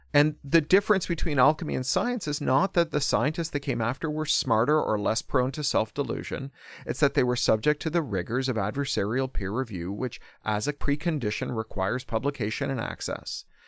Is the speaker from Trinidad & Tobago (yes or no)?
no; Toronto, Ontario, Canada; born or raised there